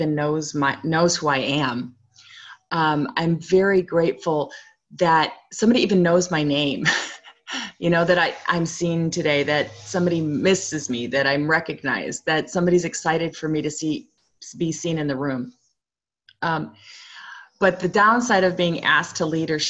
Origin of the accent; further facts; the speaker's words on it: Chicago, Illinois, United States; also born or lived in Provo, Utah; I was born in Provo, but I grew up primarily in Chicago, Illinois.